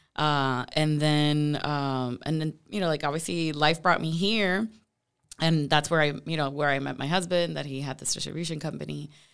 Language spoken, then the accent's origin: English; Puerto Rico; moved away as an adult; now in Tampa, United States; I'm originally from Puerto Rico